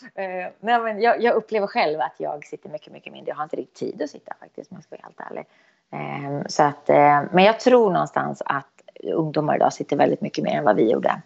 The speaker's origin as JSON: {"language": "Swedish", "town": "Eskilstuna", "region": "Södermanland", "country": "Sweden", "tie": "born or raised there", "said": "Eskilstuna, det är min hemstad"}